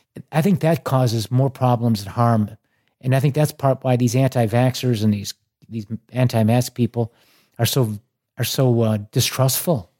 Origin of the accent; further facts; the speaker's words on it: Chicago, Illinois, United States; growing up in Chicago